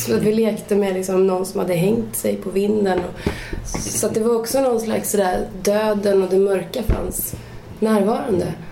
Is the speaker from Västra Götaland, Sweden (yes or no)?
no; Hagfors, Värmland, Sweden; born or raised there; moved away